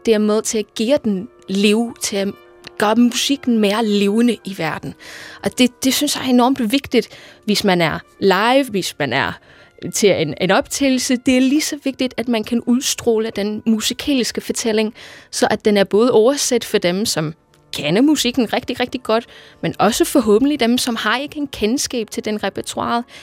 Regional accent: Liverpool, North West England, United Kingdom; moved away; Jeg kommer fra Liverpool i England oprindeligt

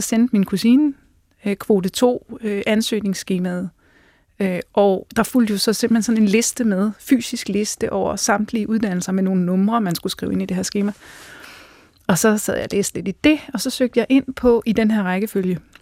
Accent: Central Jutland, Central Denmark Region, Denmark; also born or lived in Scotland; jeg er fra Fjendeslev på Midtjylland.

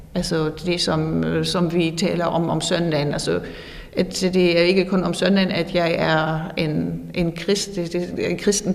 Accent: Northern Germany, Germany; Danish is a second language; moved away as an adult; now in Fredericia, Denmark; jeg kommer fra Nordtyskland oprindeligt

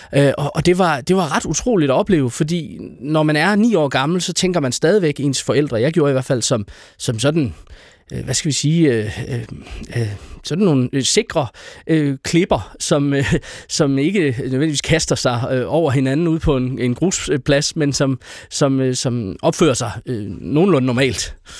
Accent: Aarhus, Central Denmark Region, Denmark; jeg øh, er født og opvokset i Aarhus, og har aldrig været bosat uden for Aarhus Kommune

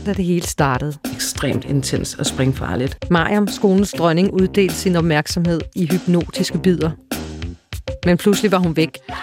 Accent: Frederiksberg, Capital Region of Denmark, Denmark; vores barndomskvarter og hen forbi mit barndomshjem, det gamle observatorium

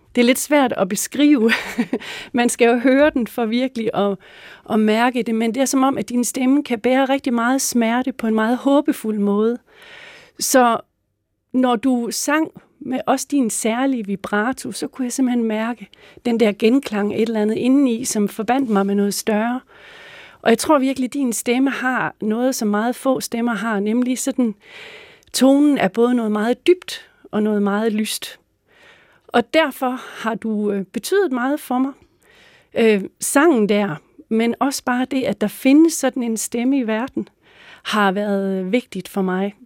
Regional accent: Mors, North Denmark Region, Denmark; Jeg voksede op på Mors

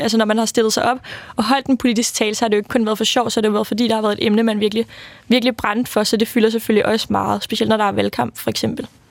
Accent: Værløse, Capital Region of Denmark, Denmark; now in Copenhagen, Denmark; jeg er vokset op i Værløs, lidt uden for København. Øh, og i dag bor jeg i København

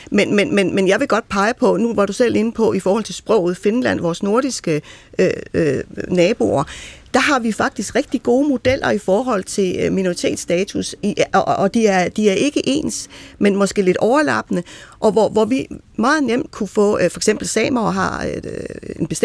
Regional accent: Greenland; now in Denmark; det betyder, at jeg som, som grønlænder i Danmark, jeg kan ikke skåle nytåret ind, uden først at skal redegøre for bloktilskud og overgreb på børn og selvmord osv.

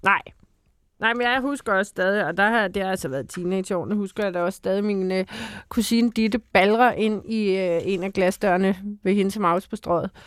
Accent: Bornholm, Capital Region of Denmark, Denmark; jeg kommer fra Bornholm, hvor det rent faktisk er alt bjerg

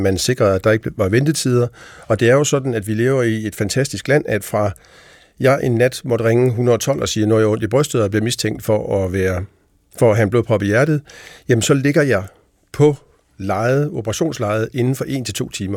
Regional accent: Denmark; vi som danskere

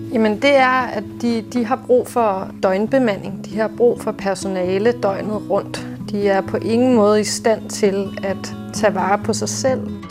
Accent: Copenhagen, Capital Region of Denmark, Denmark; also born or lived in Nørrebro, Copenhagen; Jeg er opvokset i Indre By i lejlighed

